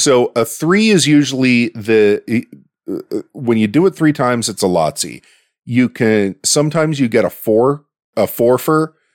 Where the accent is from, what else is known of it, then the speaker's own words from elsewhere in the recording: Pittsburgh, Pennsylvania, United States; accent: Yinzer; my hometown